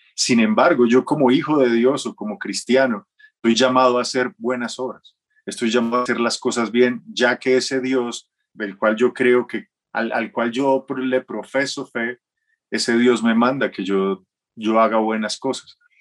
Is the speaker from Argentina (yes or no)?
no; Manizales, Caldas, Colombia; yo soy de Manizales. Yo nací en Manizales